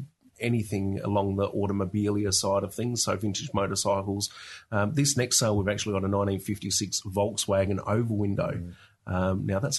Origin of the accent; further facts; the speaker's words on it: Australia; I grew up around Australian colonial furniture and also dad collecting traction engines and stationary engines at the time.